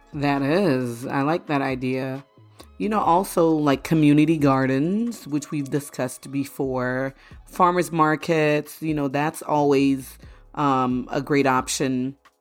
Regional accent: Florida, United States; also born or lived in Haiti; growing up in Florida, when we first came here, um, in the late eighties when we moved from Haiti

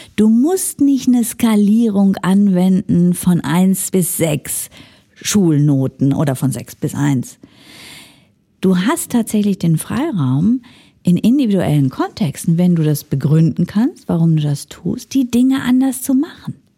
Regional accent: Ruhr area, North Rhine-Westphalia, Germany; moved away as an adult; now in Switzerland; ich komme aus dem Ruhrgebiet und bin so sozialisiert

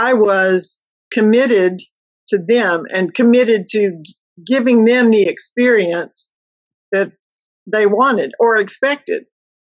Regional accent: Mississippi, United States; moved away as an adult; I grew up in a very small Mississippi town

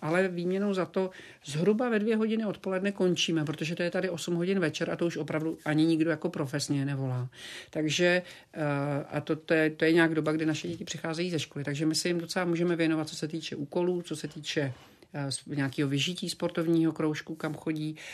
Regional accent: Slovakia; also born or lived in Prague, Czech Republic; now in Florida, United States; já jsem byla i na Slovensku, což je moje rodná zem

